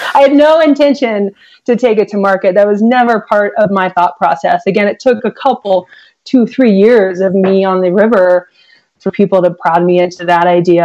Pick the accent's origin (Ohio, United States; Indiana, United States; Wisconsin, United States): Ohio, United States; Columbus; now in Arizona, United States; I grew up in Columbus, Ohio, in the suburbs